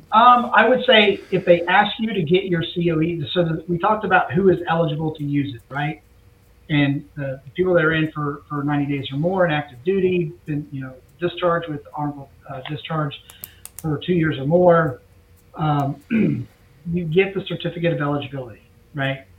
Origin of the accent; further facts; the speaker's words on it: just south of Cape Canaveral, Florida, United States; growing up in, in Florida, I was in uh, grew up just south of Cape Canaveral